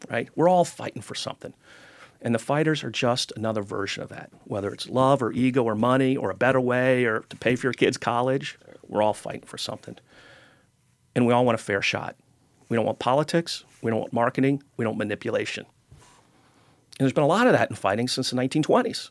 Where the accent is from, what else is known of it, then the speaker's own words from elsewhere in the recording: Cincinnati, Ohio, United States; I grew up in Cincinnati, and my first job was at Kings Island Amusement Park